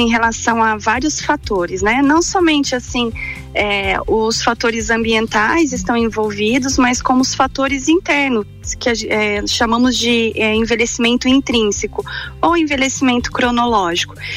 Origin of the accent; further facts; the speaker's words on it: Paraná, Brazil; moved away as an adult; also born or lived in Curitiba; now in Lages, Brazil; eu sou paranaense é, e vim para Lages para fazer a faculdade